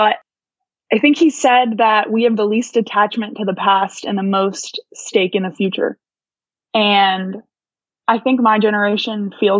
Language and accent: English; Tallahassee, Florida, United States; moved away as an adult; now in Charlottesville, United States; growing up in Tallahassee, Florida, where the Village Square is